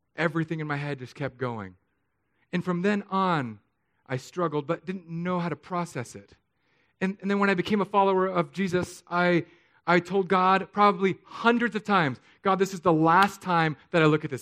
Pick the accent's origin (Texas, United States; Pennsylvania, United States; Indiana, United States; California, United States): California, United States; San Diego; also born or lived in Hawaii; now in Florida, United States; I grew up in San Diego, I lived in Hawaii, and now Florida